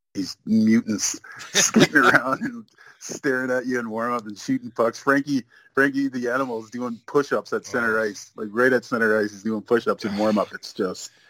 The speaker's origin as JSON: {"language": "English", "country": "Canada", "tie": "born or raised there", "also_born_or_lived": "Nigeria", "said": "I was born in Nigeria, so mm-hmm. I came to Canada when I was, you know, a year old."}